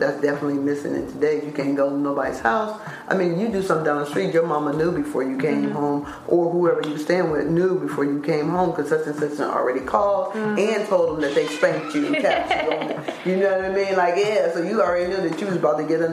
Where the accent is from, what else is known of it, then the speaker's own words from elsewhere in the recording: Dayton, Ohio, United States; I grew up in Dayton, Ohio.